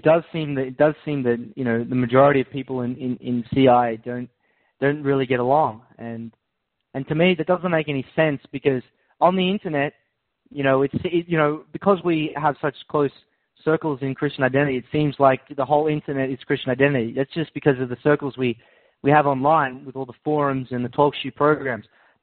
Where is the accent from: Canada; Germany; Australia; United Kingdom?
United Kingdom; Scotland; Well, apparently I'm a Scottish Jew.